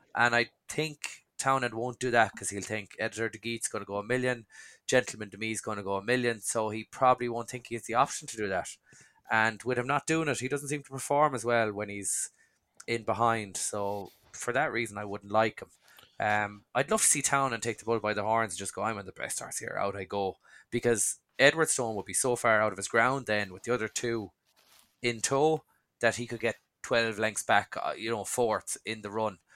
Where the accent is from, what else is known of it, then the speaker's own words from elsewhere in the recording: Dungarvan, Munster, Ireland; I'm from Sunny Dungarvan, so this is where John Kiley trains